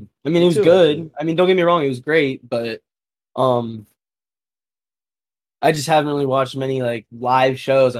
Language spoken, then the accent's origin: English; Vero Beach, Florida, United States; I'm from Florida. My whole family's from Ohio. Just a little preface. Lived here pretty much my whole life, though, Vero Beach, Florida